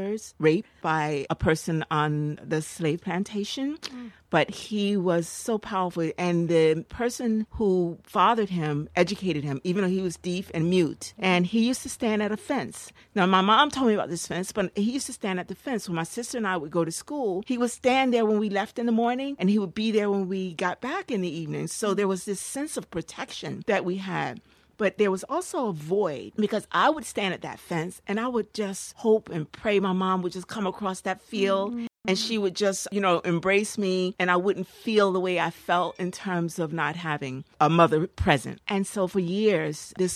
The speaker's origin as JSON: {"language": "English", "town": "Newark", "region": "New Jersey", "country": "United States", "tie": "born or raised there", "also_born_or_lived": "North Carolina", "said": "I grew up in Newark, New Jersey"}